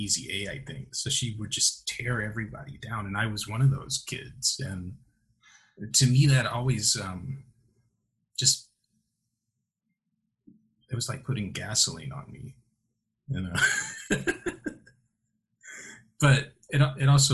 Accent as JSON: {"language": "English", "town": "Chicago", "region": "Illinois", "country": "United States", "moved": "yes", "said": "I'm from Chicago"}